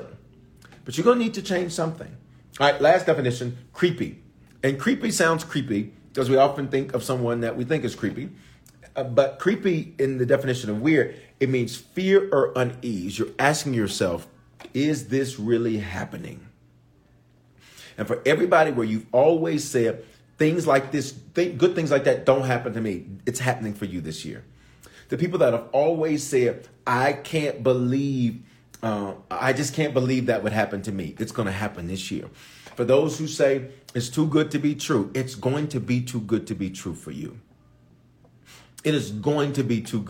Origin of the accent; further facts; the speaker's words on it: Memphis, Tennessee, United States; also born or lived in Aurora, Colorado; now in Denver, United States; I was born in Aurora, raised in Memphis